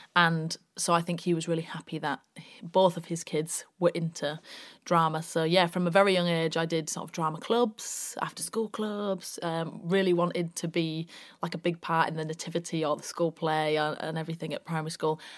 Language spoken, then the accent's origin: English; Bradford, Yorkshire and the Humber, United Kingdom; also born or lived in York; I'm from Bradford originally, grew up in Bradford